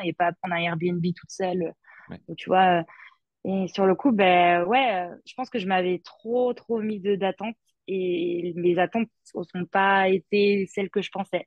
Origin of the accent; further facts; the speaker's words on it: Vendée, Pays de la Loire, France; moved away as an adult; now in Gold Coast, Australia; je suis de Vendée de base